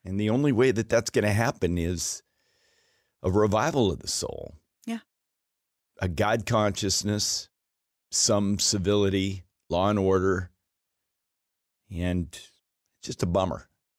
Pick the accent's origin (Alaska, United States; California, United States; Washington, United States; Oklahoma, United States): Alaska, United States; Anchorage; My hometown of Anchorage, Alaska, has a higher violent crimes per 100,000 than Chicago, Illinois.